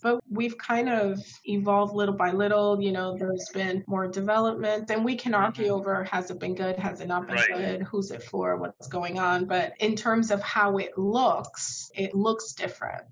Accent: New York City, New York, United States; I was born in Southern Crown Heights

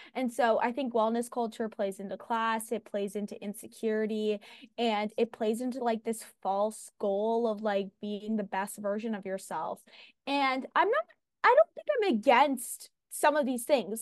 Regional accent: Los Angeles, California, United States; I'm from Venice, which is kind of like a wellness mecca.

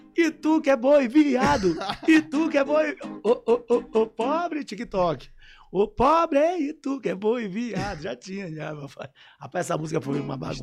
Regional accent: São Luís, Maranhão, Brazil; eu praticamente cresci minha vida toda na Coab

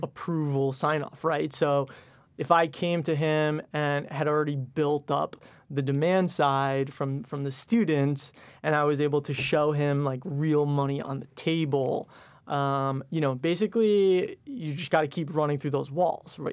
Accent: Westchester, New York, United States; also born or lived in Michigan; So, I grew up in Westchester, went to Michigan undergrad.

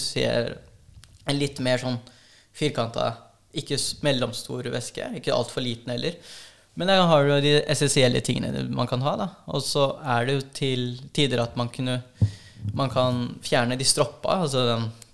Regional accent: Norway; jeg er jo norsk-filippinsk. Og mamma er en av én øh, av åtte nå. Det var en av ni. Og um, eneste uh, av de søsknene som flytta til Norge

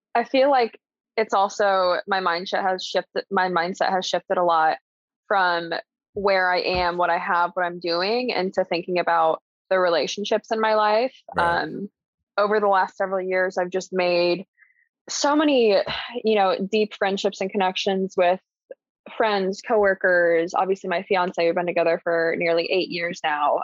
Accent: Columbus, Indiana, United States; also born or lived in Boston / Bloomington, Indiana; I grew up in Columbus, Indiana pretty medium sized town, small city.

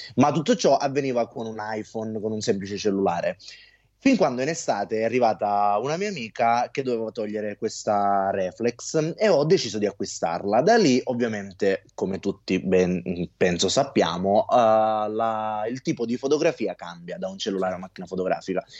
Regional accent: Sicily, Italy; da buon siciliano

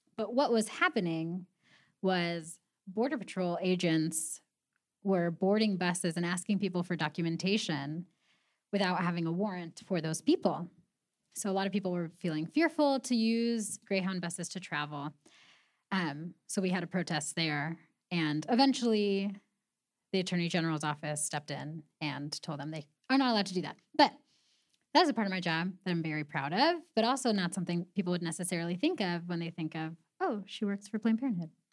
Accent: Pasadena, California, United States; moved away as an adult; now in Spokane, United States; I am from Southern California, from Pasadena

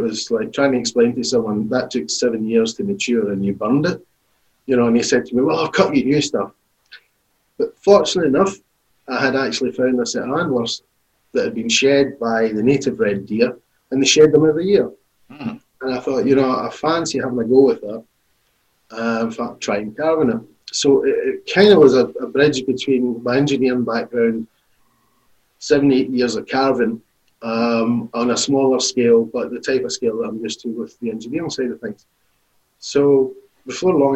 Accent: Glasgow, Scotland, United Kingdom; growing up in Glasgow's unique for that.

